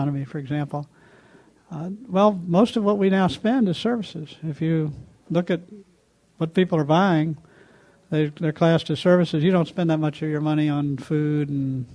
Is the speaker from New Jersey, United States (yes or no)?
no; Texas, United States; I grew up in an oil state. I grew up in Texas.